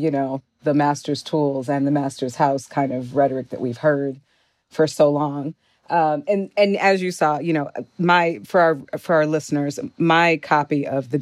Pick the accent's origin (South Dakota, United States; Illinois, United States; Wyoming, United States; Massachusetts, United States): Illinois, United States; Chicago; moved away; also born or lived in Brooklyn, New York; I returned to my hometown of Chicago. In fact, I live in my childhood neighborhood of Hyde Park